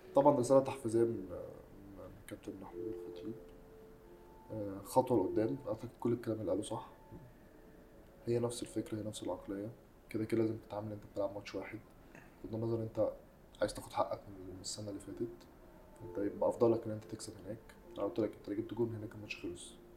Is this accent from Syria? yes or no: no; Egypt; انا كمصري